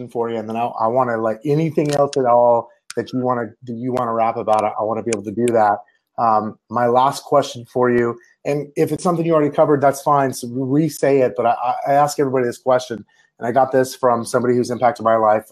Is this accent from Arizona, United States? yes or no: yes; Yuma, Arizona, United States; I grew up in Yuma